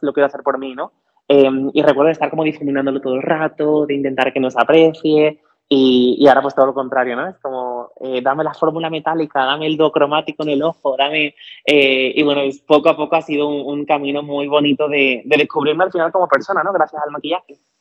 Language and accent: Spanish; Cádiz, Andalusia, Spain; nací y crecí en Cádiz